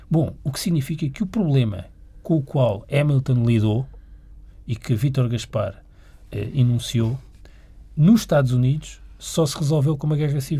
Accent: Portugal; Portanto, qual é o, nós, como portugueses, estamos disponíveis a também transferir estas competências?

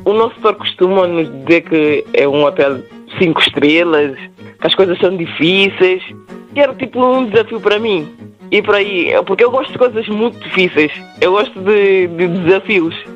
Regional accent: Guinea-Bissau; now in Portugal; Nós, os guinenses

